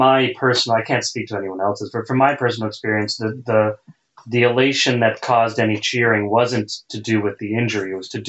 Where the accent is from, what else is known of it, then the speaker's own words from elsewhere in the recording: Canada; we're Canadian